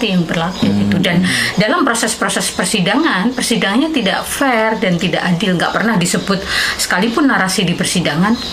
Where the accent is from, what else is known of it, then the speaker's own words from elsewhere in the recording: Bojonegoro, East Java, Indonesia; Kampung saya dilahirkan di satu kampung di Bojonegoro